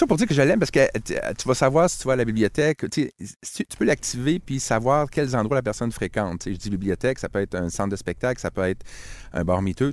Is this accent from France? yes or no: no; Quebec, Canada; Je suis québécois